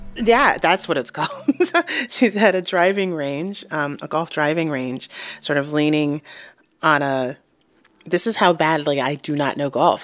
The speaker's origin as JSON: {"language": "English", "town": "New York City", "region": "New York", "country": "United States", "tie": "born or raised there", "also_born_or_lived": "St. Louis / New Mexico", "moved": "as an adult", "said": "I grew up in Harlem, uh, New York"}